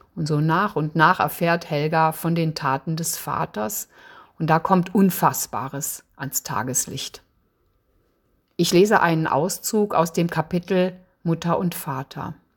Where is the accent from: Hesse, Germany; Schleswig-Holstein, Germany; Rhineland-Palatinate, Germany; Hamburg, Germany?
Rhineland-Palatinate, Germany; Eifel; moved away as an adult; now in Freiburg im Breisgau, Germany; Ich komme aus der Eifel, bin 1961 dort geboren und aufgewachsen.